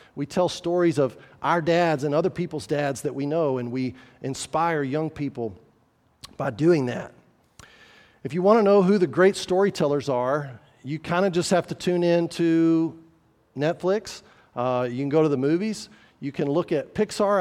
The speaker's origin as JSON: {"language": "English", "region": "New Mexico", "country": "United States", "said": "I'm from New Mexico"}